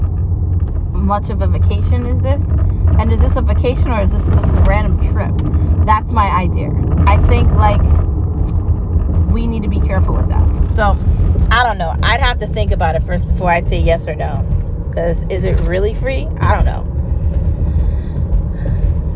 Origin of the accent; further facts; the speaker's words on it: United States; I'm an American